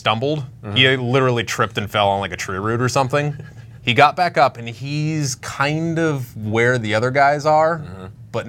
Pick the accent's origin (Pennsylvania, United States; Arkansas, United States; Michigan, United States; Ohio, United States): Ohio, United States; born and bred in Ohio.